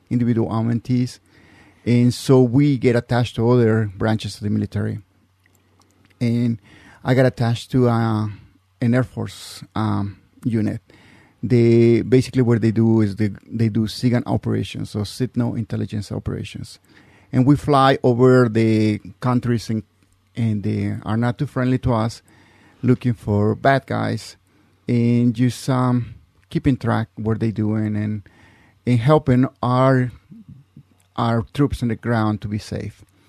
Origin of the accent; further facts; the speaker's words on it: Mexico; English is a second language; also born or lived in California; now in Utah, United States; I'm original from Mexico